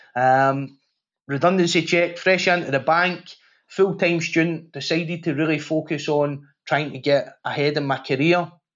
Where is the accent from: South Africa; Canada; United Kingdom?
United Kingdom; Glasgow, Scotland; I grew up in Glasgow at a time when it was the murder capital of Europe